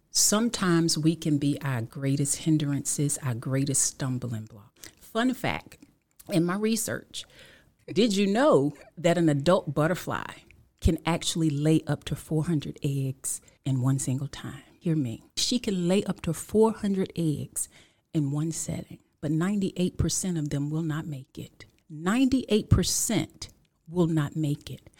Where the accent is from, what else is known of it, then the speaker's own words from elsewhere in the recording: Killeen, Texas, United States; also born or lived in Washington, D.C.; I'm from Killeen, Texas, um, by way of Washington, D.C.